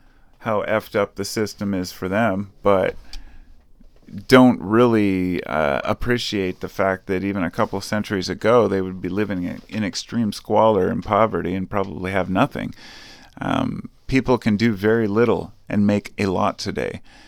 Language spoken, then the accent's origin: English; United States; I'm an American, okay? I'm not a nationalist. I'm just an American.